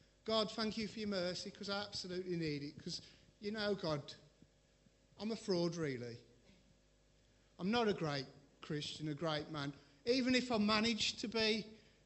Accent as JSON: {"language": "English", "region": "England", "country": "United Kingdom", "said": "we're all English"}